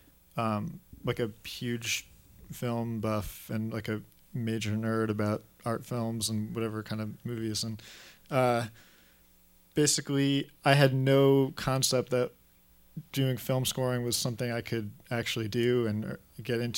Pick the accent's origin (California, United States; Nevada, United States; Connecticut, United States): California, United States; Los Angeles; also born or lived in New York; I grew up in L.A., so I've been there for most of my life.